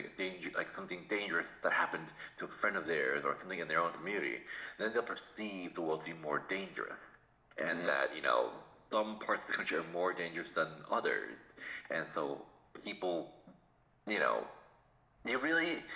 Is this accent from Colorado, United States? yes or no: no; Massachusetts, United States; since I was raised in Massachusetts